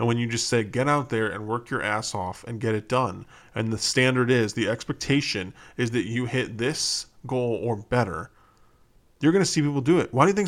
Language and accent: English; Chicago, Illinois, United States; I'm from Chicago. There's already people working on fixing that.